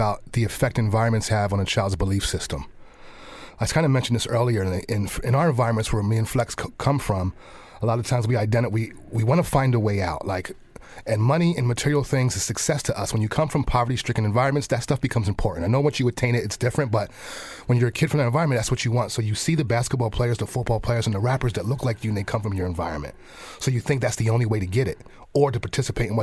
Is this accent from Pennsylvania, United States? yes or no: yes; Lancaster, Pennsylvania, United States; I'm right here from Lancaster grown